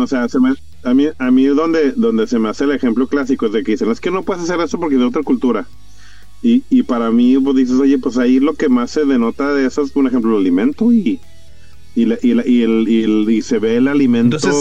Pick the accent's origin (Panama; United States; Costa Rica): United States; Yo tengo mi, yo tengo mi descendencia mexicana, pero yo soy gringo.